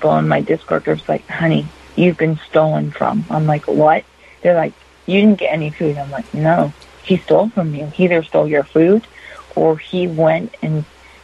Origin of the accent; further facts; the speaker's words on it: Northern Minnesota, United States; I'm from Northern Minnesota